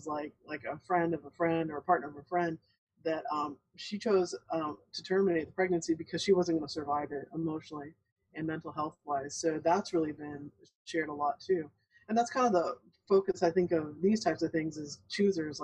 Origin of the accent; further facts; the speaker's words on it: El Paso, Texas, United States; I'm from El Paso. I think you guys already knew that. And I went to Cielo Vista High School, or Cielo Vista Elementary